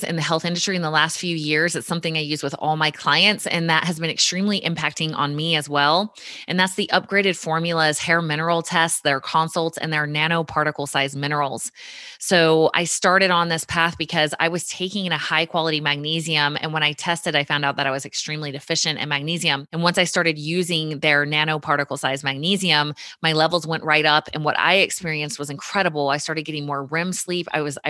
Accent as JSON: {"language": "English", "town": "Richmond", "region": "Virginia", "country": "United States", "tie": "born or raised there", "said": "That is Virginia Commonwealth University, which is my hometown. My mom actually went to VCU all while I was growing up"}